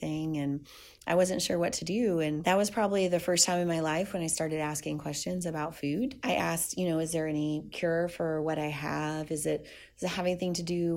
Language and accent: English; South Louisiana, United States; I'm Cajun from South Louisiana